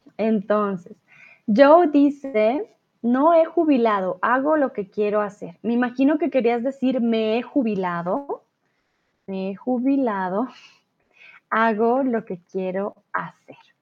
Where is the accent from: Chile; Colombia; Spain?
Colombia; first language Spanish; soy de Colombia, tutora de español aquí en Chatterbox